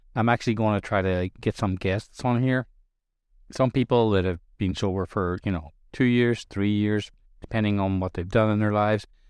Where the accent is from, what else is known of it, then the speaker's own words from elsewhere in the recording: Ireland; I'm Irish. I grew up in Irish culture where drinking accepted all over the place